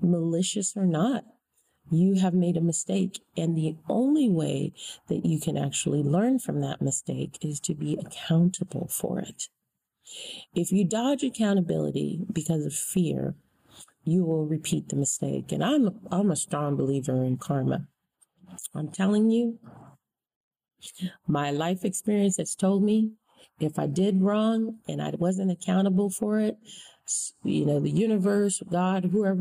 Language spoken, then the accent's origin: English; United States; as an American citizen, born and raised in this country